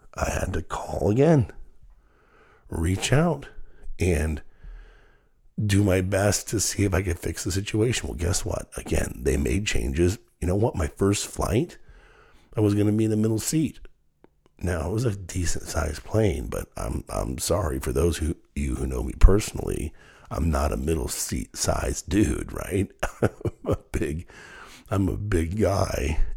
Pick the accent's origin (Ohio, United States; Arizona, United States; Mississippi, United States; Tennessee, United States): Ohio, United States; Dayton; my hometown of Dayton